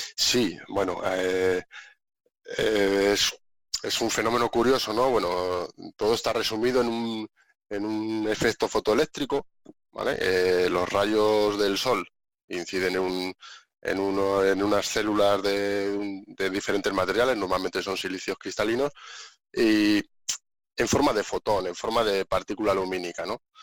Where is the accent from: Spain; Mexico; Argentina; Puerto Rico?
Spain; Segovia, Castile and León; moved away as an adult; yo soy un segoviano convencido. Me encanta mi tierra, la hecho mucho de menos, a mi familia, a mis amigos, a toda mi gente